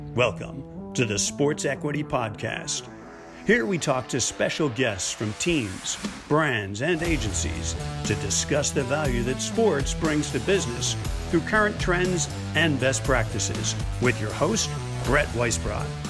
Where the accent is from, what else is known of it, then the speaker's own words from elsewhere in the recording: Newark, New Jersey, United States; I'm originally from Newark, New Jersey. So I'm an inner city kid.